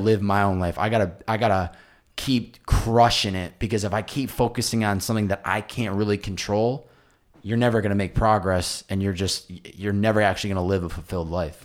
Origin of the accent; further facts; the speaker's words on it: Massachusetts, United States; where I grew up in Massachusetts